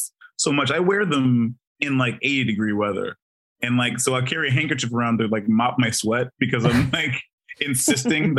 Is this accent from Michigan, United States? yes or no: yes; Detroit, Michigan, United States; moved away as an adult; also born or lived in Ghana / Chicago, Illinois; now in Los Angeles, United States; I grew up between Detroit and Ghana